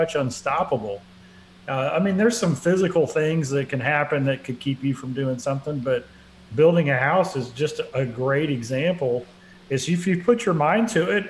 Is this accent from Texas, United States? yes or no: yes; Dallas, Texas, United States; where I grew up in Dallas. We moved there in 68